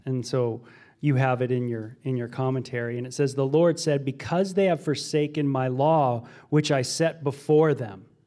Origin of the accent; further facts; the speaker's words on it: Los Angeles area, Ventura County, Southern California, United States; I grew up in Los, Los Angeles area, Ventura County area, Southern California